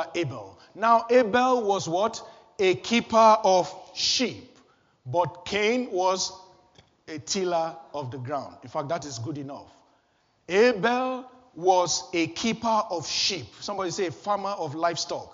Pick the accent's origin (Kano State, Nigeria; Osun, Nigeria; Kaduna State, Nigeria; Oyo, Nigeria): Kano State, Nigeria; Kano; I was born in Kano, northern Nigeria, on a Friday